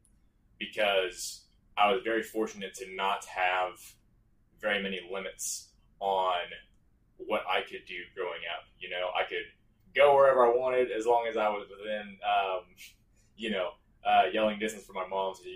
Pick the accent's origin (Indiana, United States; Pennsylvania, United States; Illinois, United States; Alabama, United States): Illinois, United States; Strasburg; I'm from Strasburg, Illinois, teeny tiny village in Shelby County, Illinois, about 20 minutes north of Effingham